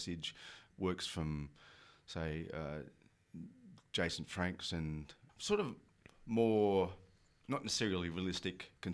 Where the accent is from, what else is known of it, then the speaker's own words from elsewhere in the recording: Australia; I'm Australian